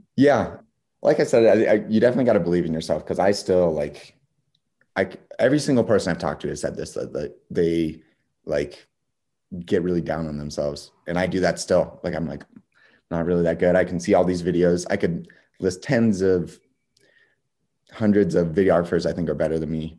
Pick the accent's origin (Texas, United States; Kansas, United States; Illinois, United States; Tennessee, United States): Kansas, United States; Wichita; I'm from Wichita